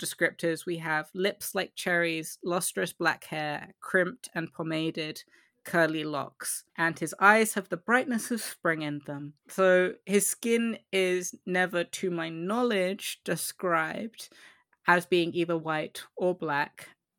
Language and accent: English; Croydon, London, United Kingdom; I was brought up in Croydon, and like none of them had good role models or the ability to go to a good school